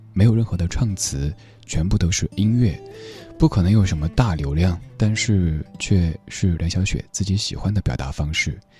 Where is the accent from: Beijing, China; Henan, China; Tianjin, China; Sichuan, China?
Sichuan, China; Chengdu; accent: Chengdu dialect; 用我的家乡话的一个词语来形容，就是“眼已”，对，成都话当中的“安逸”